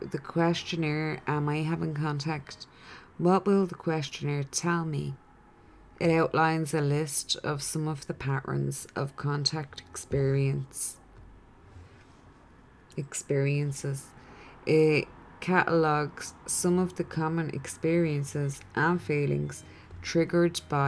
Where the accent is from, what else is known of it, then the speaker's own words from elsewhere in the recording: Ireland; I'm Irish in this incarnation